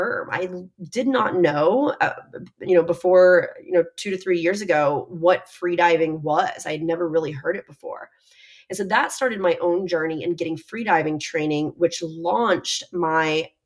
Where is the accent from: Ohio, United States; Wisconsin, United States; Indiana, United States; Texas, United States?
Texas, United States; now in Miami, United States; I'm also from Texas